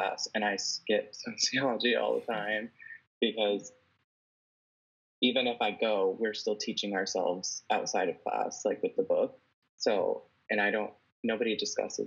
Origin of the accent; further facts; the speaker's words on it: Wheeling, Illinois, United States; moved away as an adult; now in Phoenix, United States; I am from Wheeling, Illinois, and I went to Wheeling High School